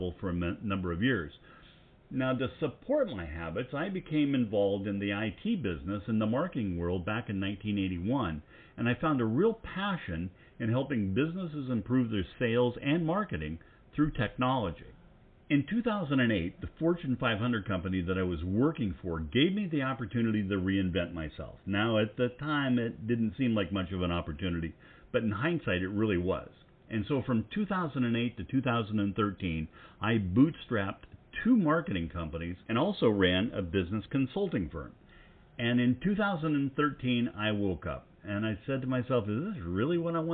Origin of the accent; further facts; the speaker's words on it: McKenzie River, Willamette Valley, Oregon, United States; I grew up on the famous Mackenzie River in the Willamette Valley of Oregon